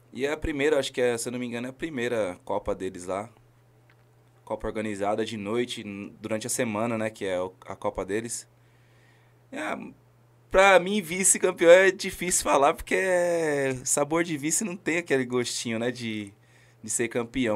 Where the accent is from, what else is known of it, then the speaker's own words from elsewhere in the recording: São Paulo, Brazil; Sou lá da cidade de Tiradentes, Barro Branco da minha comunidade lá que eu amo muito